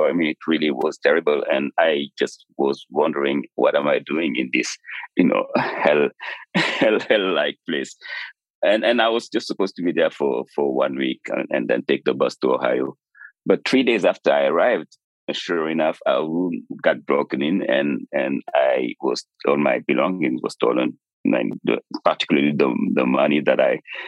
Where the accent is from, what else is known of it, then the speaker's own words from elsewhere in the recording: Dakar, Senegal; I was born and raised in Dakar, Senegal